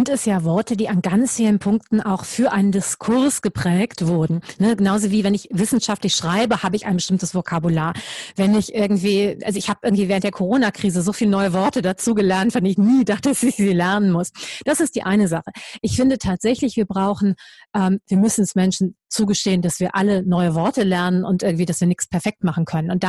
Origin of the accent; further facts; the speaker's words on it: Düsseldorf, North Rhine-Westphalia, Germany; Und ich denen gesagt habe, ich komme aus Düsseldorf